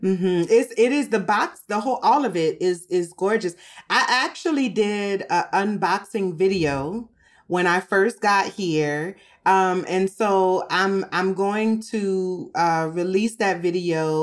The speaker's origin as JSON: {"language": "English", "town": "New Orleans", "region": "Louisiana", "country": "United States", "said": "I'm from New Orleans, and we eat rice every day in New Orleans"}